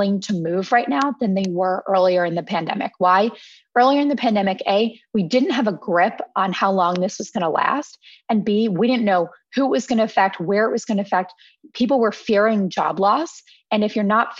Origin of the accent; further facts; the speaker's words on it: Philadelphia, Pennsylvania, United States; now in New York City, United States; I'm actually from Philadelphia and I had been planning to move back to Philadelphia anyway